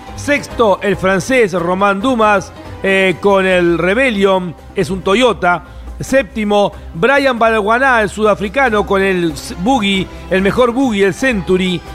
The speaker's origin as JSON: {"language": "Spanish", "country": "Argentina", "said": "Como argentino"}